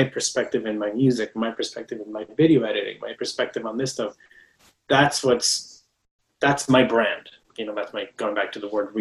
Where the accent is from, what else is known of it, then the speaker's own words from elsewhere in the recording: Mexico; moved away; I was born and raised in Mexico